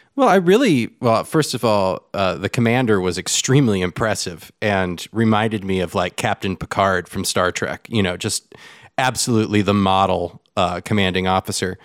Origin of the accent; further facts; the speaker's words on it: Southern California, United States; now in Austin, United States; I'm from Southern California. I'm from the coast